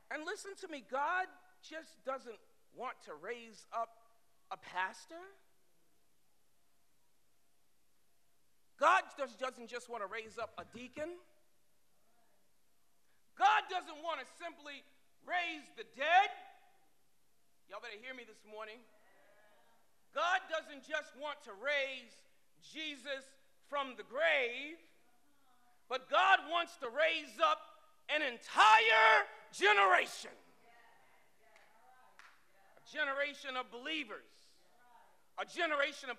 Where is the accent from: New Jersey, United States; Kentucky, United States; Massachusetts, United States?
Massachusetts, United States; Boston; I was born over on Hallworthy Street. You know, they call it H Block now. But when I grew up there, it was still the hood